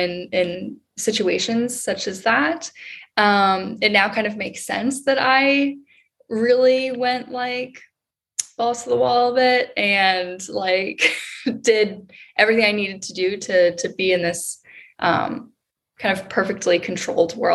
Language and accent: English; Maryland, United States; moved away as an adult; also born or lived in Baltimore, Maryland; now in Austin, United States; I'm originally from Maryland